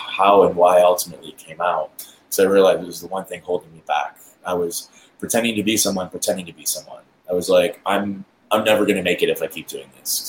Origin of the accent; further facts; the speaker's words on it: Lockport, United States; my hometown of Lockport